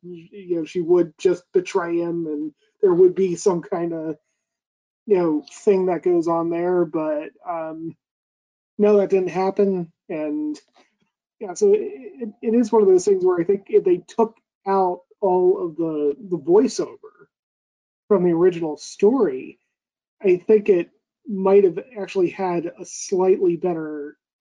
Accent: United States; me being an American

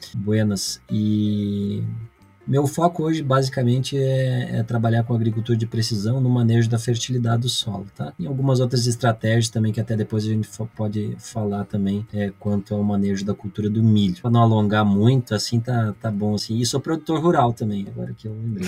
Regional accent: Vacaria, Rio Grande do Sul, Brazil; eu sou natural aqui de Vacaria, Rio Grande do Sul

